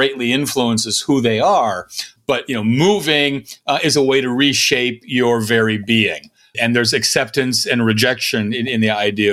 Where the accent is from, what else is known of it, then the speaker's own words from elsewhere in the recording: Kansas City, Missouri, United States; you're a Missouri kid, and so am I. Although I was born in Kansas City